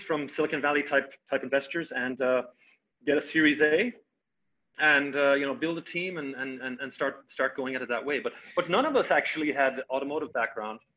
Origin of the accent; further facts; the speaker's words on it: Ireland; moved away as an adult; also born or lived in California; now in United States; I had come over to the United States, I'm Irish originally, come over to the United States in 1997